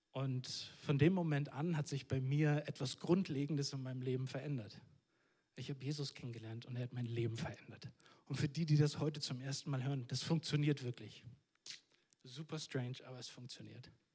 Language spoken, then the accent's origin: German; Northern Germany, Germany; Ich komme aus dem Norden von Deutschland